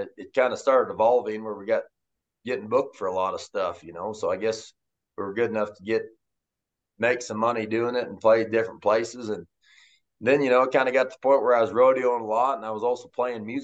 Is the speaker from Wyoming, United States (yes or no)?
yes; Moorcroft, Wyoming, United States; Moorcroft, my hometown, growing up had around 800 people in it